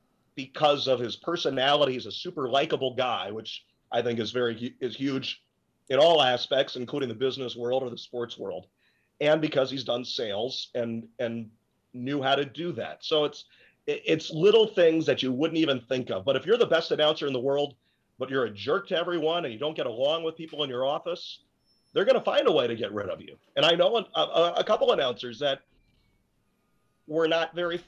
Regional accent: Cincinnati, Ohio, United States; moved away as an adult; also born or lived in Pittsburgh; now in Allentown, United States; the Cincinnati Cyclones, which is pretty much my hometown

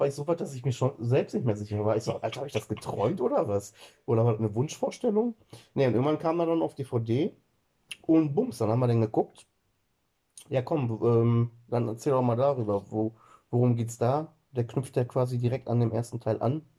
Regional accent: Germany; bei uns in Deutschland

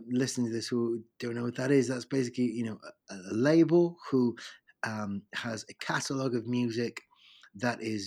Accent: London, United Kingdom; also born or lived in Rome, Italy; I was born in Rome, and then my mom and dad moved here to London when I was a baby, when I was 4 or 5 years old. And so I kind of became a Londoner ever since.

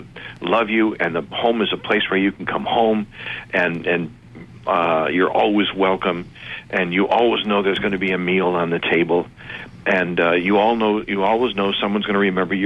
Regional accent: Detroit, Michigan, United States; I went to Westminster Presbyterian Church in Detroit, Michigan

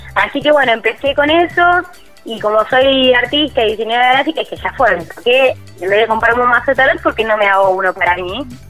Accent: Argentina; mi país

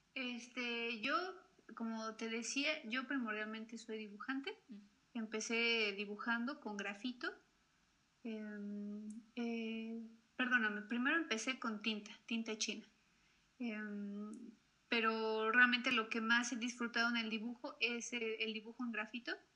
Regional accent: Mexico; mi país

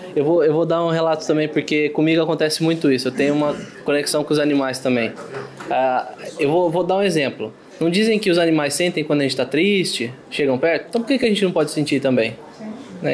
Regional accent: interior of São Paulo, Brazil; eu sou do interior de São Paulo

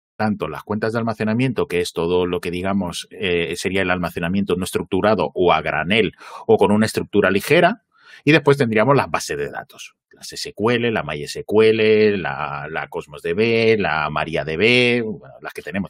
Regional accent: Gijón, Asturias, Spain; yo me crié en Gijón

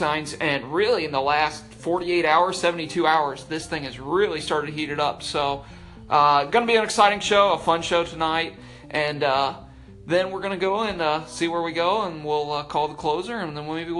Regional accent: Dayton, Ohio area, United States; Well, it started in my hometown like a mile from my parents' house.

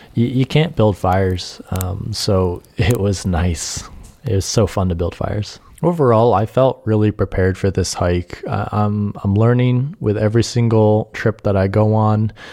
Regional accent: Adirondacks, New York, United States; I grew up in the Adirondacks

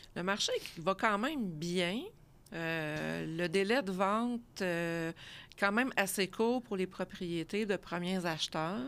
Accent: Laval, Quebec, Canada; moved away as an adult; now in Granby, Canada; je suis originaire de Laval

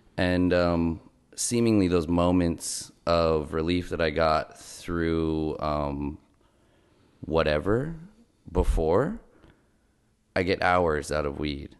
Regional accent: Los Angeles, California, United States; I grew up in Los Angeles, California

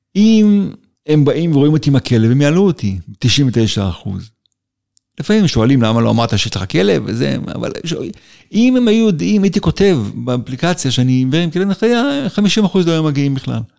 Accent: Israel; נולדתי בקיבוץ, ושם גדלתי

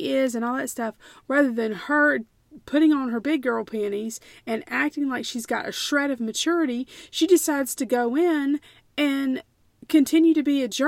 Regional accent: United States; as an American historian

